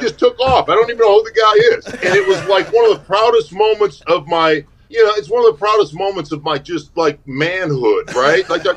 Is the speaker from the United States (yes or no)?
yes; Alaska, United States; moved away; I'm from Alaska